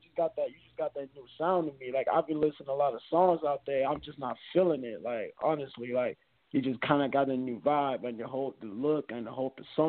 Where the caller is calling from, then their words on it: Anchorage, Alaska, United States; I'm calling all the way from Alaska, man.